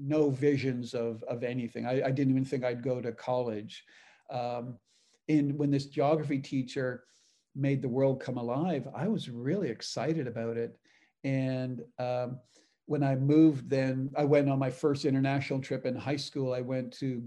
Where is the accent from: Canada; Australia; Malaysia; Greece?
Canada; moved away as an adult; also born or lived in Texas, United States; now in United States; I'm from Canada. Both grew up on farms